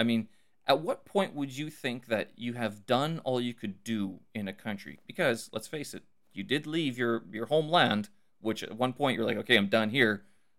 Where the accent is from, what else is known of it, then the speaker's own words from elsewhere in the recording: Winnipeg, Manitoba, Canada; now in China; I'm from Canada, Winnipeg, Canada.